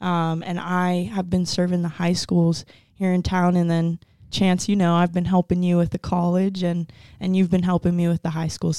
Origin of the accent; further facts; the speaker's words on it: Aurora, Colorado, United States; now in Pueblo, United States; I grew up in Aurora, Colorado, right outside of Denver. Came to CSU Pueblo in 2017 to run track, study English education.